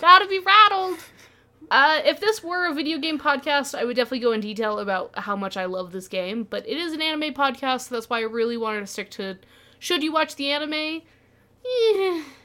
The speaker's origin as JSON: {"language": "English", "region": "Utah", "country": "United States", "tie": "born or raised there", "said": "I was raised in Utah"}